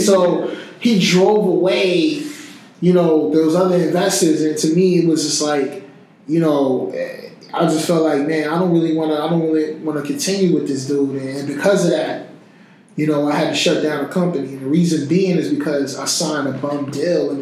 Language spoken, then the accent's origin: English; Newark, New Jersey, United States; I'm just that kid from Newark, just came off my mama's couch